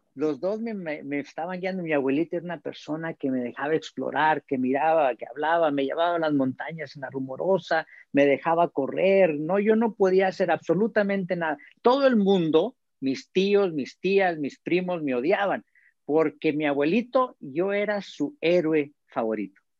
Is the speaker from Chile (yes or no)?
no; Mexico; moved away as an adult; now in United States; soy mexicano